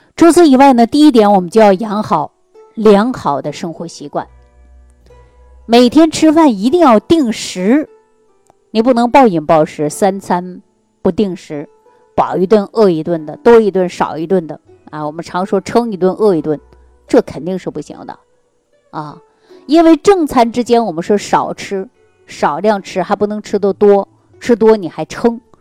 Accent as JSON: {"language": "Chinese", "region": "Northeast China", "country": "China", "tie": "born or raised there", "said": "尤其我们老家就是东北地区的人"}